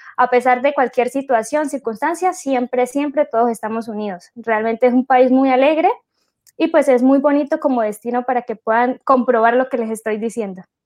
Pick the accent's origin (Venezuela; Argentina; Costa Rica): Venezuela; uno como venezolano